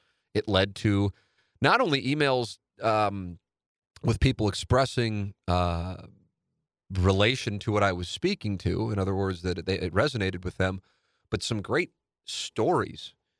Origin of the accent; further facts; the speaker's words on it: St. Louis, Missouri, United States; a new home in the neighborhood I grew up in St. Louis Hills, South City, Tam Avenue, Tam and Nottingham, baby.